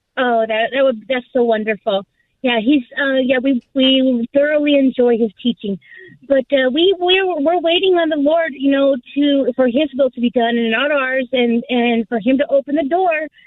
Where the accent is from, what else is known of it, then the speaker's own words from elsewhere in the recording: Southern California, United States; I was born and raised here in Southern California.